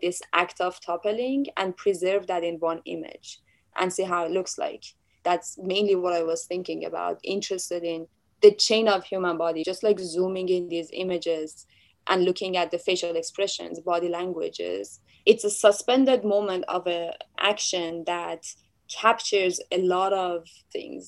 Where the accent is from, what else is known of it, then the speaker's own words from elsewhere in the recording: Tehran, Tehran Province, Iran; moved away; I was born in Tehran, Iran